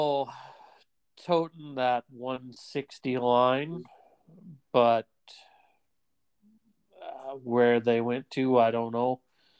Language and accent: English; Midwest, United States; moved away; I grew up in the Midwest